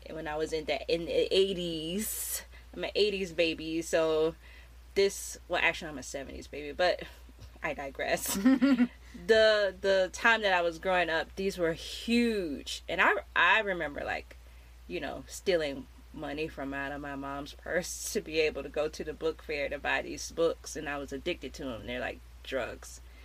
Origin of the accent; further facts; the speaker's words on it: United States; growing up in America in in the '90s